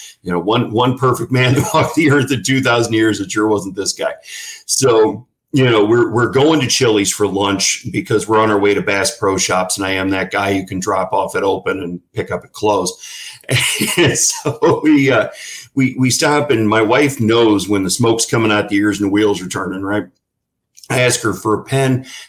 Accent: St. Louis, Missouri, United States; moved away as an adult; now in Florida, United States; I was the deemed country boy that grew up in the county. I'm originally from St. Louis, Missouri.

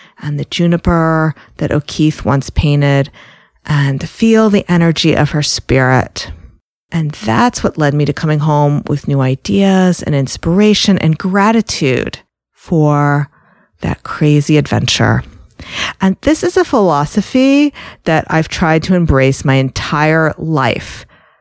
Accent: New York, United States; I'm from New York.

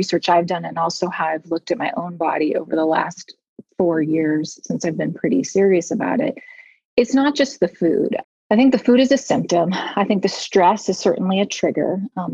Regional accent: United States; moved away as an adult; now in Munich, Germany; I am an American expat living in Munich, Germany

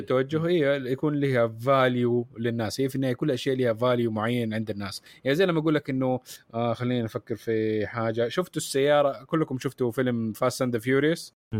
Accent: Saudi Arabia; احنا عندنا في السعوديه

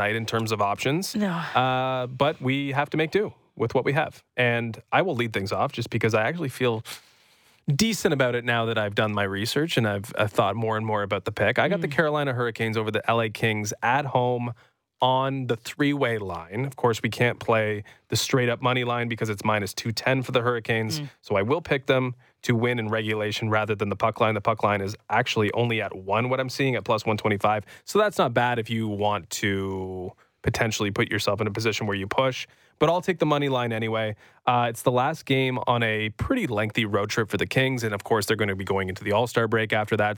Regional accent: Brampton, Ontario, Canada; also born or lived in Edmonton, Alberta, Canada; I grew up in Brampton

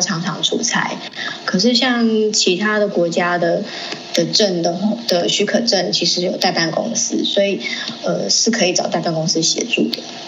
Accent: Taiwan; also born or lived in Liberia; 因为我是国小，都是在台湾念的，就唯独国小五年级是在赖比瑞亚念的

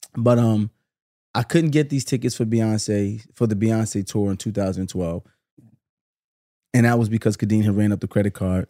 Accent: New York City, New York, United States; I'm from Brooklyn too, you know what I'm saying? Grew up in Flatbush

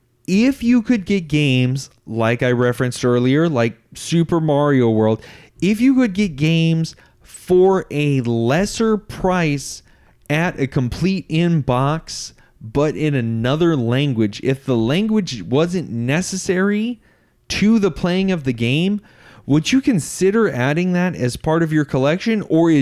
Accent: United States; I didn't even know that those things existed growing up in America.

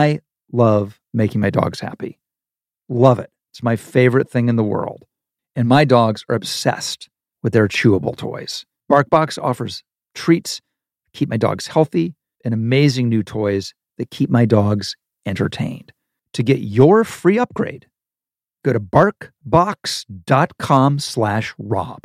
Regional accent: Ohio, United States; moved away; The block I grew up in Ohio

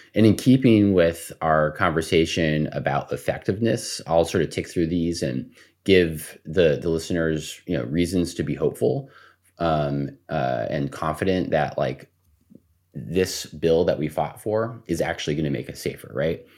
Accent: El Paso, Texas, United States; I grew up in El Paso, Texas

